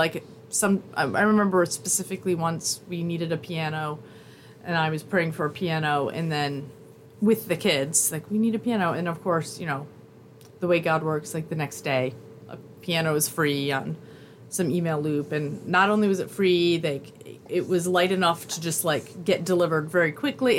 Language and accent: English; Michigan, United States; From my hometown